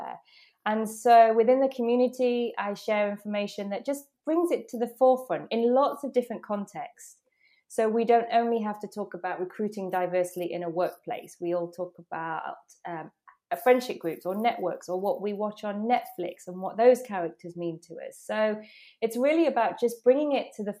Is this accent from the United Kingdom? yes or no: yes; England, United Kingdom; accent: British; moved away as an adult; now in Netherlands; from being born in England, being British, to now living in the Netherlands